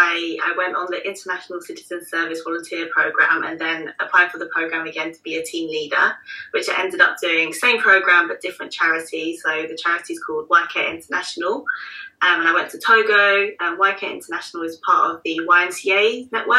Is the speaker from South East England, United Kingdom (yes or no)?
no; London, United Kingdom; right here in my hometown of London